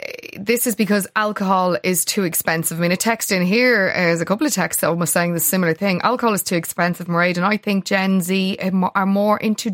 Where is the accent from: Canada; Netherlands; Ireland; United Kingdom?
Ireland; as Irish people